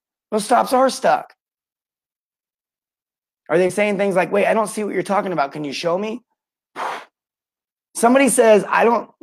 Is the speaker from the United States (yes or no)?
yes; St. George, Utah, United States; my hometown, St. George, Utah.